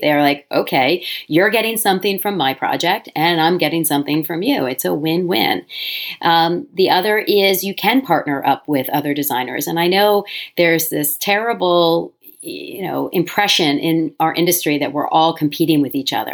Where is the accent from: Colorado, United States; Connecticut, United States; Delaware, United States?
Delaware, United States; moved away as an adult; also born or lived in New York City; I moved back to my home state of Delaware